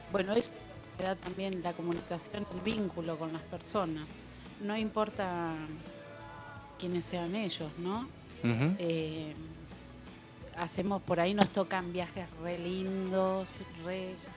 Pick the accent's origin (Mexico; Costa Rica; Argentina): Argentina; Capilla del Monte, Córdoba; moved away as an adult; also born or lived in Buenos Aires; yo nací acá en Capilla hace 58 años. este, mis padres, mis abuelos, bisabuelos son de, este lugar.